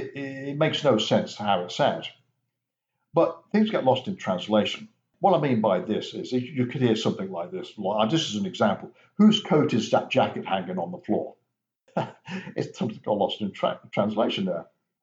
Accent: Coventry, West Midlands, United Kingdom; Now, I'm from the Midlands. I'm from Coventry, which is 15 miles from Birmingham. Coventry has its own lingo, variation of the language, different from Birmingham

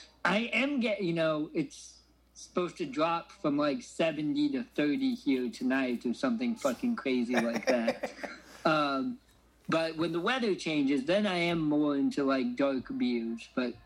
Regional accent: Oregon, United States; now in Champaign, Illinois, United States; my hometown brewery of Deschutes.

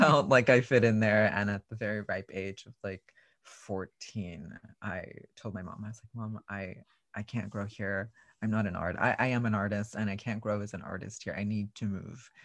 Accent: Raymondville, Texas, United States; I grew up in a very, very small rural part of, um, South Texas called Raymonville

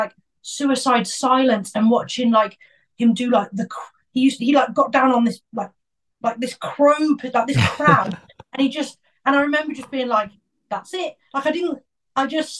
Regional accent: Worcester, West Midlands, United Kingdom; I'm from Worcester, like a little place called Worcester

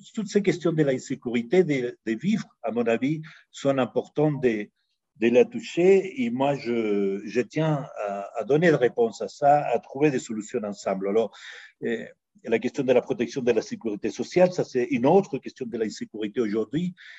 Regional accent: Chile; now in Mexico; je suis né en Amérique latine, au Chili, exactement. J'appartiens à ces générations qui, qui était tout petit pendant les coups d'État euh, militaires de, Pinochet

